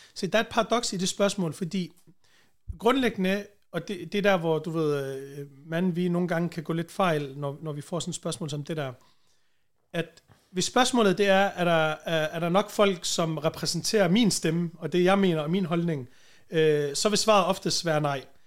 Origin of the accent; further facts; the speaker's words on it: Vejle, Southern Denmark, Denmark; accent: Jutlandic; moved away as an adult; now in Copenhagen, Denmark; Born and raised i Vejle, hvor jeg voksede op. Det meste af mit liv